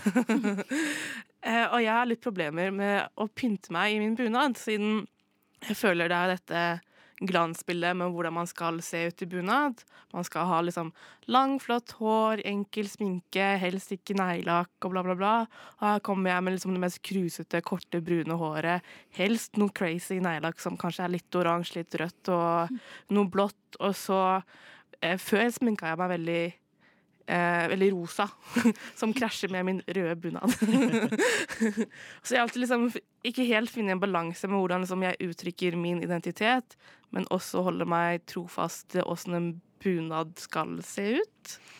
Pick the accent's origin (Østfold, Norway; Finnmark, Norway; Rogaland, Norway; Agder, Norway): Østfold, Norway; jeg er jo mest fra Østfold